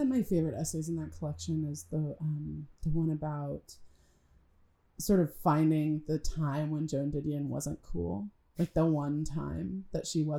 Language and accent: English; California, United States; now in Los Angeles, United States; even though I'm from California